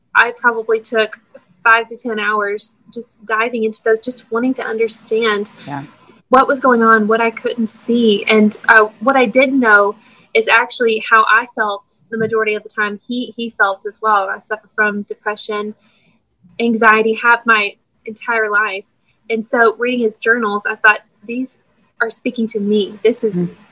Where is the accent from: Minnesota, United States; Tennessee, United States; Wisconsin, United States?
Tennessee, United States; Mount Juliet; We're both from Mount Juliet